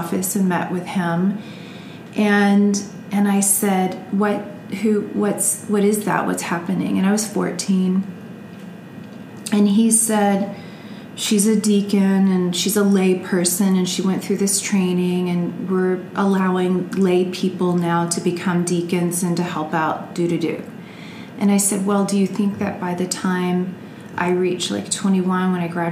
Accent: Sugar Land, Texas, United States; also born or lived in Kentucky; I grew up in Texas, and after Kentucky, I ended up in Texas

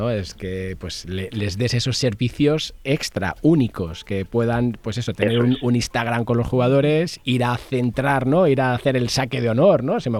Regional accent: Mallorca, Balearic Islands, Spain; soy de Mallorca y del Mallorca

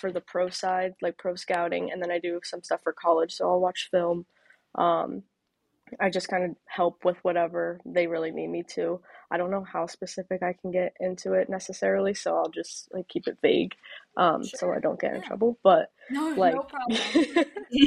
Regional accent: Charlotte, North Carolina, United States; moved away; I grew up obviously in Charlotte, grew up a Panthers fan

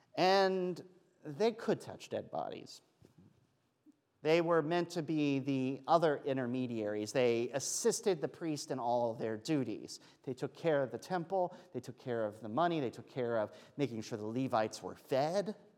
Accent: Pennsylvania, United States; I'm from Pennsylvania

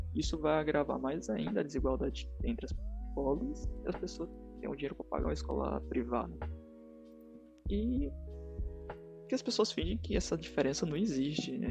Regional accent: Northeast Region, Brazil; a gente não é de São Paulo. A gente é da região Nordeste

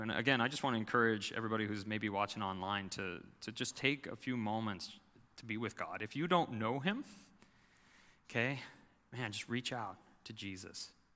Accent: United States; as American Christians

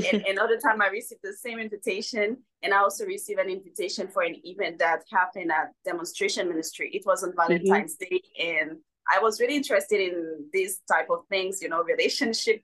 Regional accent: Haiti; moved away as an adult; now in United States; I was born and raised in Haiti, and I unexpectedly moved in the US in July 2021.

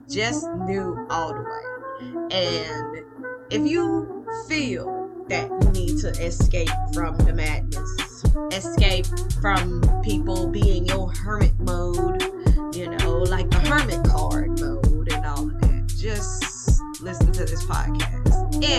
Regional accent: Mississippi, United States; I am from Mississippi. For those that are curious to know, just know that it is the home of Kermit the Frog.

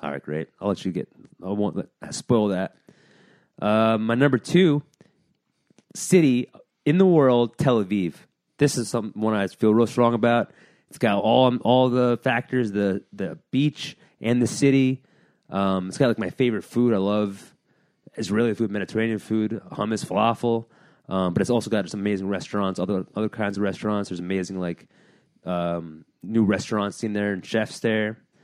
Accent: New Jersey, United States; also born or lived in Hillsdale, New Jersey; now in New York City, United States; I was born in New York City. I was raised in Jersey

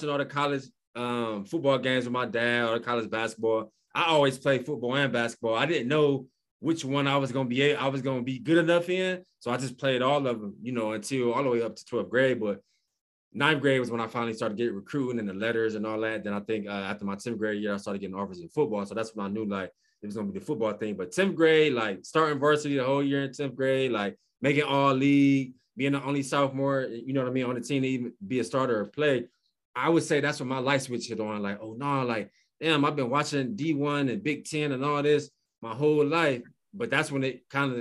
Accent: Cleveland, Ohio, United States; we grew up in Cleveland

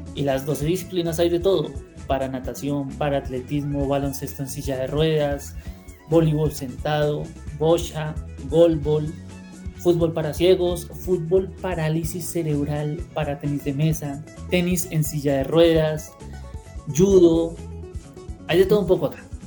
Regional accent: Bogotá, Colombia; yo soy nacido en Bogotá, como llamaríamos acá en Colombia

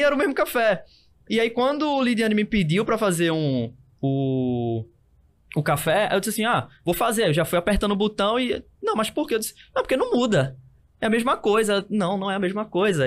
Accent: Recife, Pernambuco, Brazil; Eu, eu fui criado e continuo é, morando no Zé Bonifácio

